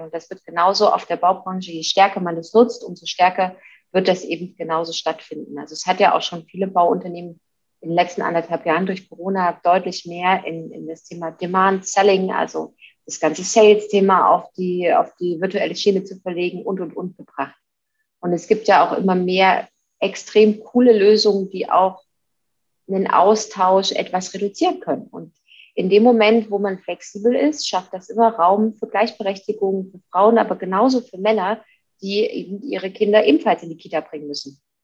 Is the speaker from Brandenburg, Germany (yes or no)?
no; Leipzig, Saxony, Germany; now in Munich, Germany; Jetzt komme ich gebürtig aus Leipzig.